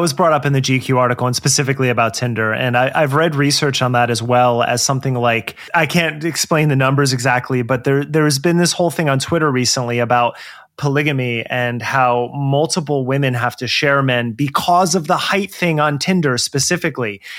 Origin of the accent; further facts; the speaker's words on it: New Jersey, United States; moved away as an adult; also born or lived in New York City / Los Angeles; now in Portland, United States; I grew up in Jersey